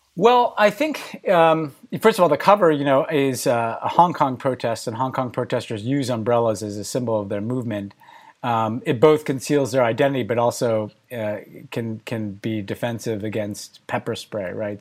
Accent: United States; my personal story as an American

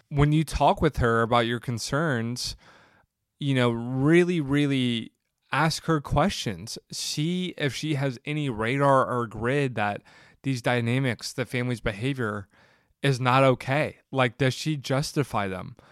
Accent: the South, United States; I grew up in the South where family was everything

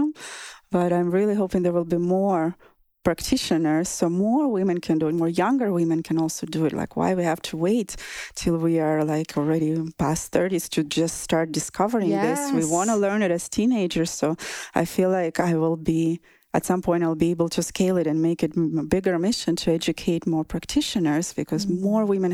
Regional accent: southern Russia, Russia; moved away; In my hometown in Russia, southern Russia

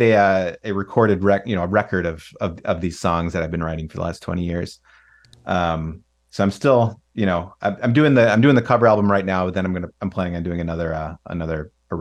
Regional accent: Chicago, Illinois, United States; I grew up in the Chicagoland area, but my mom's parents lived in Arizona.

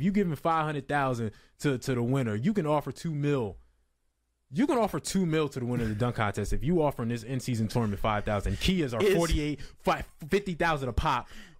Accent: New Jersey, United States; I'm from Jersey.

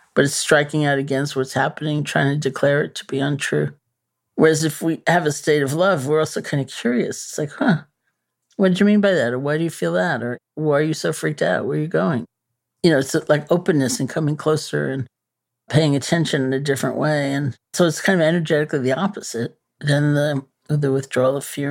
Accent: New York City, New York, United States; I'm a New Yorker, you know. born and bred.

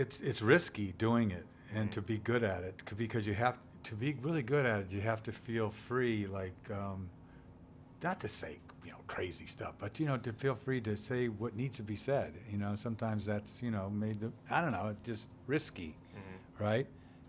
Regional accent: Boston, Massachusetts, United States; It's like, hey, you know, I'm a New Englander, man. You know, and I'm a Bostonian.

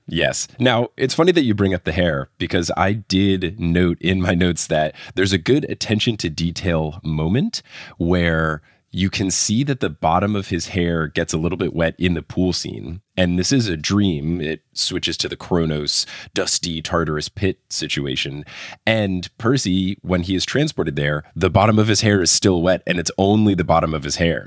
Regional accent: New Jersey, United States; I grew up in New Jersey

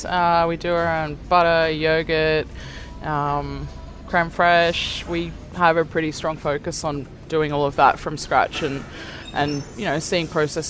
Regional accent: near Cronulla, New South Wales, Australia; I grew up down near Cronulla

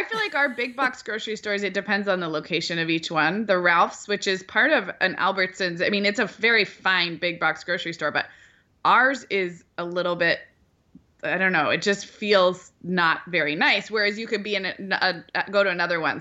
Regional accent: Santa Barbara, California, United States; moved away; growing up in Santa Barbara

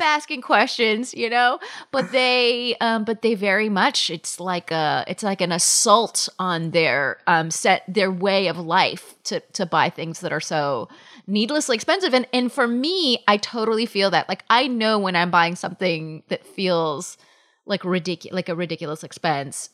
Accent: Palm Springs, California, United States; now in New York City, United States; I grew up in Palm Springs, California

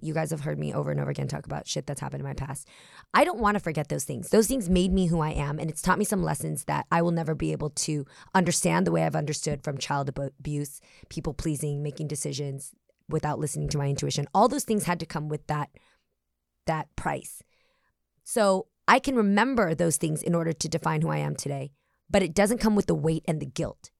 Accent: the Bay Area, California, United States; we're both from the Bay Area

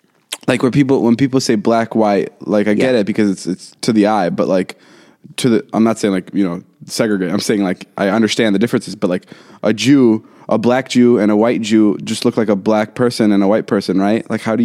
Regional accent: Slovakia; I'm from Slovakia.

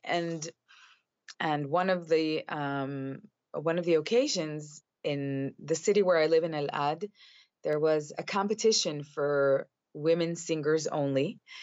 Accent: Chicago, Illinois, United States; moved away as an adult; now in Israel; at the age of five, my father was uh, sent. Um, he received a scholarship to uh, finish his PhD in the University of Chicago.

